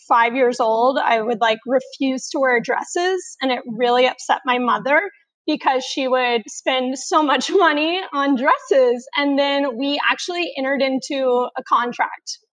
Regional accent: Houston, Texas, United States; moved away as an adult; now in Boston, United States; I am born and raised in Houston, Texas, and I have lived there my entire

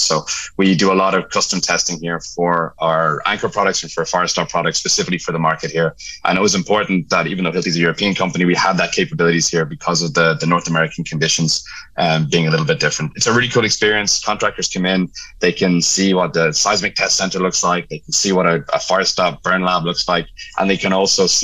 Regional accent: Ireland; accent: Irish; moved away as an adult; also born or lived in Dublin, Ireland; now in Dallas, United States; I'm Irish, right? You can tell by my accent.

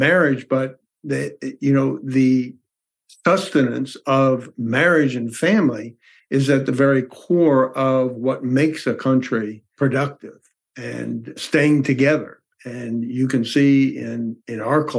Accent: New York, United States; I was raised in New York

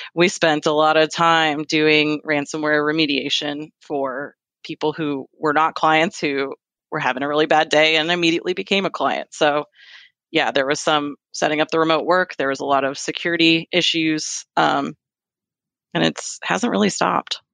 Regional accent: Fairfax, Virginia, United States; moved away as an adult; now in Kentucky, United States; I am a native Virginian. I was born in Fairfax, Virginia, and I, I grew up there.

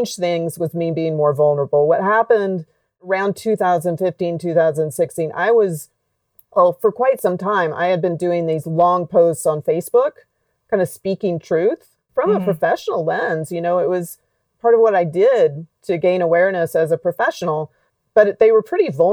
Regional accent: Alabama, United States; When I was a kid growing up in Alabama

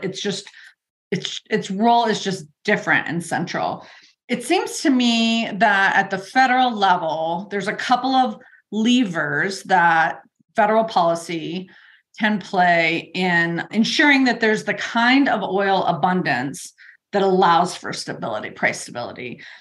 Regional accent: Colorado, United States; my home state of Colorado

